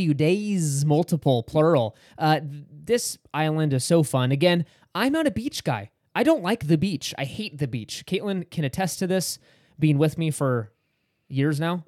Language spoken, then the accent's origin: English; Sacramento, California, United States; we're from Sacramento